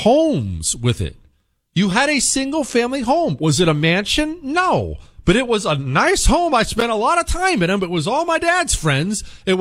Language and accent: English; Ohio, United States; I grew up in Northeast Ohio. I experienced this gutting through the 90s and 2000s.